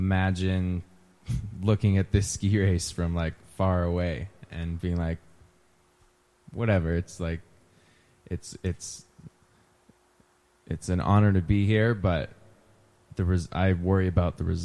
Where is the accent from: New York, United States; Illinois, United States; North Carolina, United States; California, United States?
California, United States; Truckee; I grew up in Truckee, California.